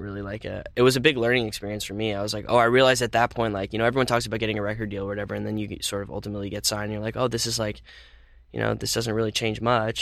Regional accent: Phoenix, Arizona, United States; moved away as an adult; also born or lived in California; I mostly spent my childhood in Phoenix

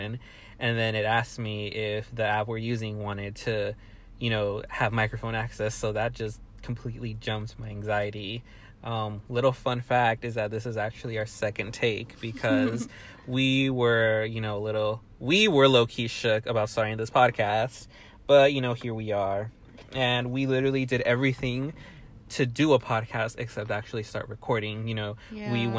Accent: Pasadena, California, United States; I am from Pasadena, California

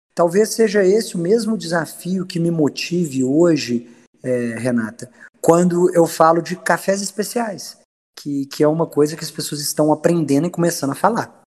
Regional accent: Minas Gerais, Brazil; como um bom mineiro

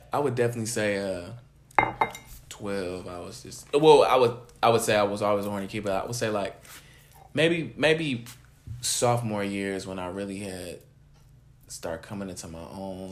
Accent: California, United States; I'm from California

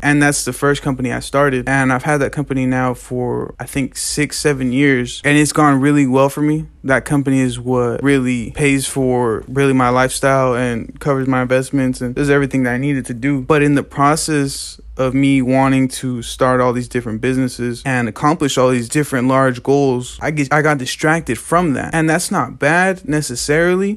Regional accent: Lamont, California, United States; Growing up in Lamont is a really funny thing

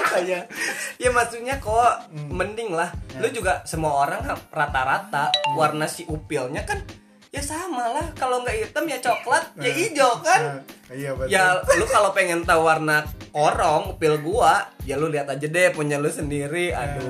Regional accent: West Java, Indonesia; padahal gue kan orang Sunda

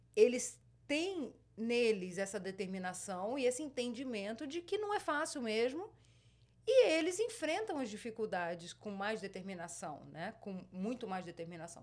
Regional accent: Espírito Santo, Brazil; moved away as an adult; also born or lived in Rio de Janeiro; now in United States; nasci no Rio de Janeiro e passei a maior parte da minha infância no Espírito Santo, Rio de Janeiro

